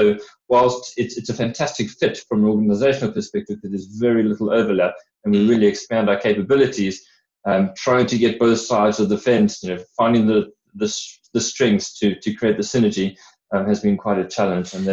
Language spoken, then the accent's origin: English; South Africa; accent: hybrid South African and British; moved away as an adult; now in United Kingdom; Uh, from my accent, you can hear I'm a bit of a hybrid um, sort of 30 odd years in, in South Africa and, and 15 odd in the UK.